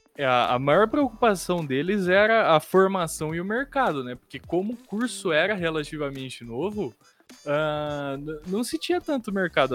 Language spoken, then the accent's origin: Portuguese; Barra Bonita, São Paulo, Brazil; eu sou do interior de, de, de São Paulo, aqui em Barra Bonita